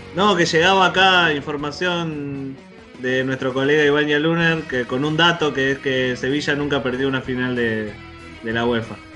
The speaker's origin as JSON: {"language": "Spanish", "country": "Argentina", "said": "nosotros, como argentinos"}